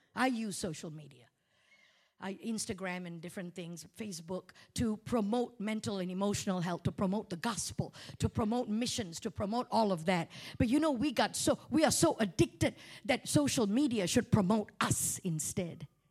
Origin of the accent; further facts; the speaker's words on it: Malaysia; accent: Malaysian; moved away; I talk about Malaysia, I revert back to my Malaysian accent